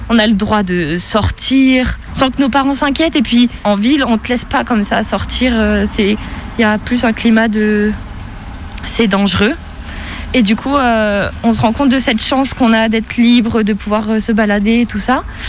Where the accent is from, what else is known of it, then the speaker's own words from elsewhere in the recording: Embrun, Provence-Alpes-Côte d'Azur, France; also born or lived in Saint-Étienne; je viens d'Embrun, une petite ville euh, dans les Hautes-Alpes de 5000-6000 habitants entourée de montagnes